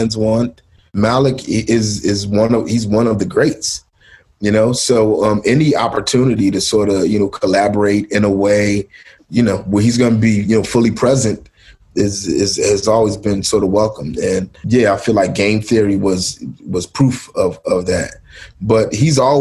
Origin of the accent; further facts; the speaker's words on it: Philadelphia, Pennsylvania, United States; I was born in Mount Airy. And, I moved to South Philly when I was, eight or nine years old.